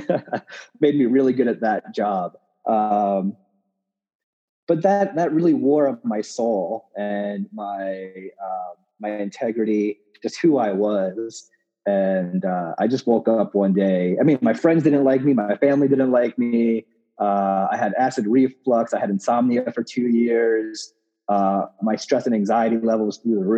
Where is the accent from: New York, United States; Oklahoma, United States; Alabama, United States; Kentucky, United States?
New York, United States; Long Island; moved away as an adult; also born or lived in Brooklyn, New York; now in Denver, United States; I grew up in New York on Long Island